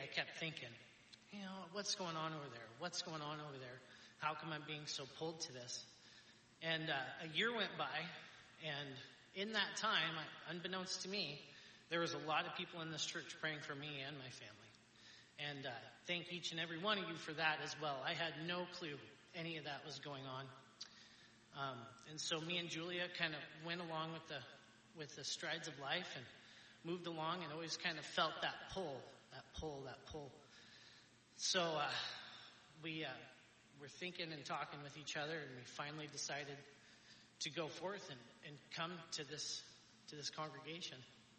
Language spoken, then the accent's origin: English; Astoria, United States; when I was born and raised in Astoria, I had a pretty good family, pretty well off